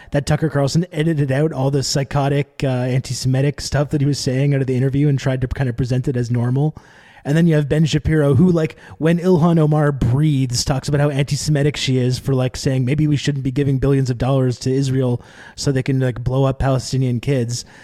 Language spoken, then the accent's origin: English; Canada; now in Montreal, Canada; I'm Canadian, I'm here in, uh, Montreal